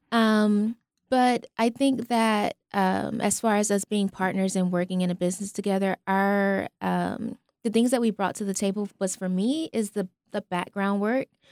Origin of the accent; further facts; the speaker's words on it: Albany, Georgia, United States; Albany, Georgia.